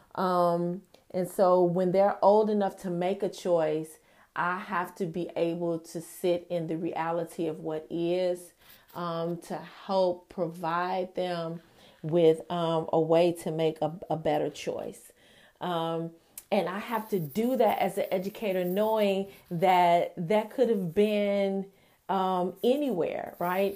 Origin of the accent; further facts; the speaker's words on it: United States; America is my personal country of, of origin